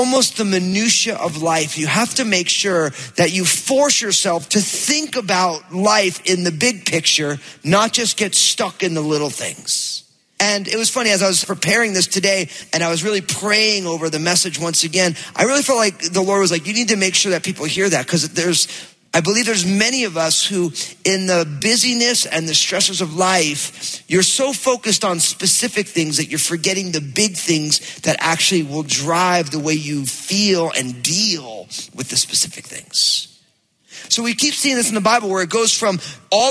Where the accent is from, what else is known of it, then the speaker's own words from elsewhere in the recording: New Jersey, United States; moved away; I grew up in the Northeast